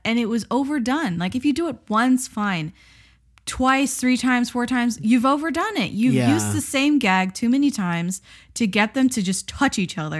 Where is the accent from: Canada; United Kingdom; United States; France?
United States; we're American.